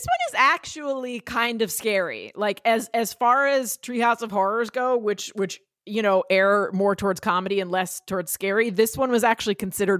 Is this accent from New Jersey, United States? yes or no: yes; New Jersey, United States; And growing up in New Jersey, whenever there was a snowstorm or a rainstorm, my friends and I would say, lousy smarch weather.